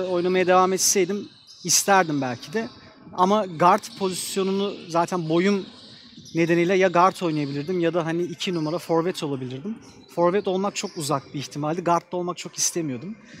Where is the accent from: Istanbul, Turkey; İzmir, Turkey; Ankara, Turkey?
Ankara, Turkey; Bizim Ankara'da çocukluğumuz gerçekten basketbolla geçti.